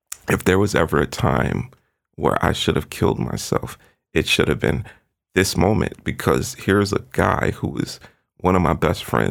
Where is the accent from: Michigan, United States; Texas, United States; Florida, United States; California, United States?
Florida, United States; moved away; I was born in Florida